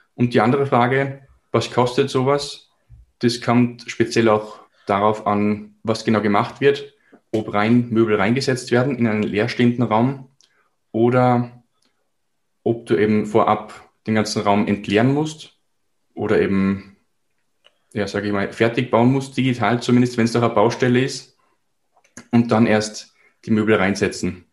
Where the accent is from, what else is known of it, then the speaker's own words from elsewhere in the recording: Salzburg, Austria; Ich komme aus Salzburg, somit aus Österreich